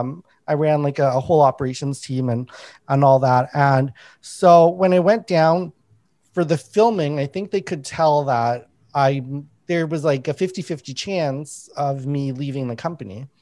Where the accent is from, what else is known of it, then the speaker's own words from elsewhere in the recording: Winnipeg, Manitoba, Canada; I grew up in Winnipeg